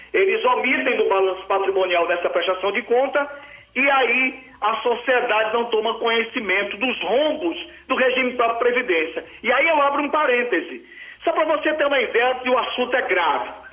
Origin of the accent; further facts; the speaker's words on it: Ipu, Ceará, Brazil; Ipueiras é o município aqui vizinho do município de Ipu, a minha terra natal